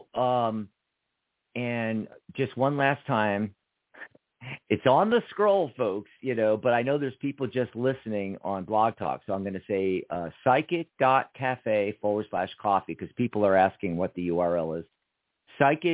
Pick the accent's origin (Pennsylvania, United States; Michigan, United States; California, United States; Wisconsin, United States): Pennsylvania, United States; moved away as an adult; also born or lived in Seattle / Lake Stevens, Washington / San Francisco / Los Angeles; now in Tucson, United States; I escaped Pennsylvania when I was 18